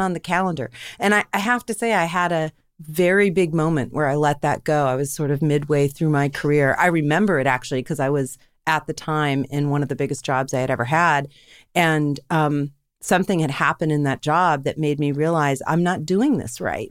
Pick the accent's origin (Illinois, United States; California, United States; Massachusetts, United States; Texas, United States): Massachusetts, United States; Andover; I grew up, uh, right outside of Boston in a town called Andover, Mass